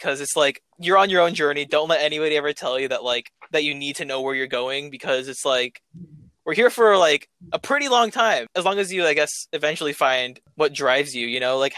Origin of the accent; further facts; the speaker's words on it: United States; I was raised in America